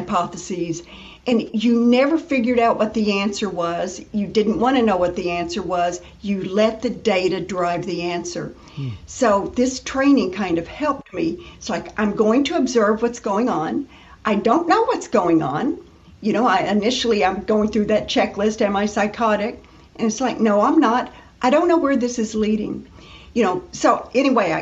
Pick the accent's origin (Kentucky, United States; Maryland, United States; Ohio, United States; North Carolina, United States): Kentucky, United States; Western; moved away as an adult; now in Florida, United States; I grew up in Western Kentucky